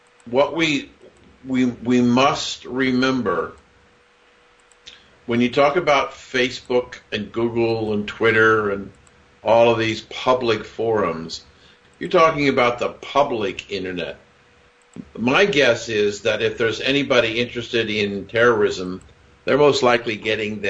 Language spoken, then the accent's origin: English; Columbus, Ohio, United States; growing up in Columbus, Ohio